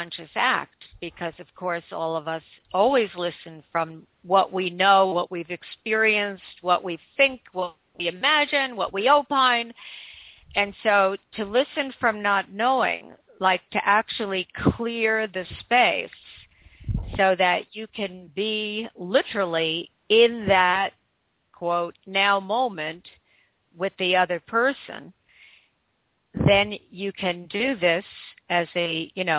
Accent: United States; I'm from the United States and my husband is from the United Kingdom

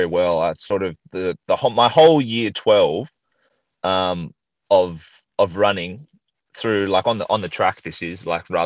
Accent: Sydney, New South Wales, Australia; moved away; also born or lived in Idaho; I'm from Sydney, Australia

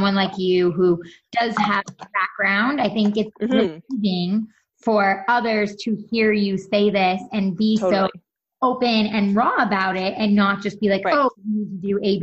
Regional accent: New York, United States; now in California, United States; I'm from New York originally

